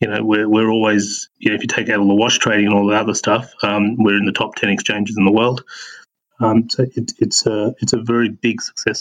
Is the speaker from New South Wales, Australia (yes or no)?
yes; Sydney, New South Wales, Australia; moved away as an adult; also born or lived in Singapore / United Kingdom / Auckland, New Zealand; now in Christchurch, New Zealand; I was born and raised in Sydney, travelled through Singapore and the UK, settled in Auckland with the family, and now I am working for Cryptopia in Christchurch.